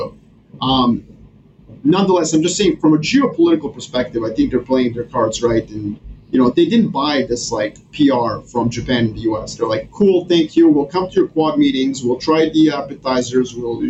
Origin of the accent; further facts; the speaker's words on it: Serbia; moved away; I'm originally from Serbia, so that's my home country.